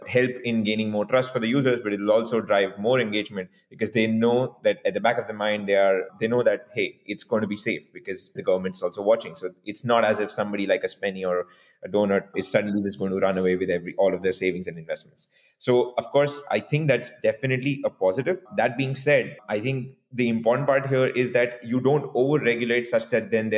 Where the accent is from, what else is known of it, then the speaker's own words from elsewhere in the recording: India; we, both my co-founder and I, we've been growing up in India since so many years